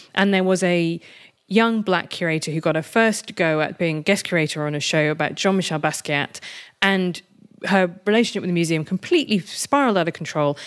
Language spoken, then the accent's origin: English; United Kingdom; I'm British and European rather than American